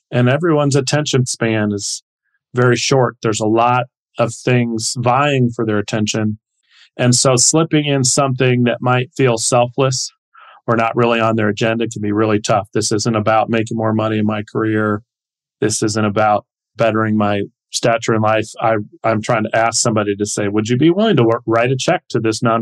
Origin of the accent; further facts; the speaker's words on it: New Washington, Ohio, United States; my hometown of New Washington, Ohio